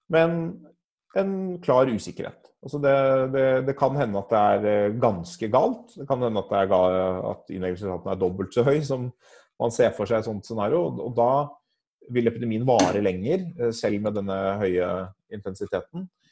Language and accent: Norwegian; Norway; Norge er jo et land hvor vi er, vi er vant til å tenke på selv som en, et relativt enhetlig land